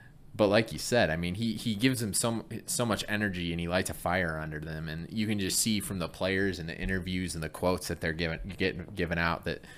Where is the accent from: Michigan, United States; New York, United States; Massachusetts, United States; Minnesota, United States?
Michigan, United States; Flint; I grew up in Michigan. I'm from Flint, Michigan.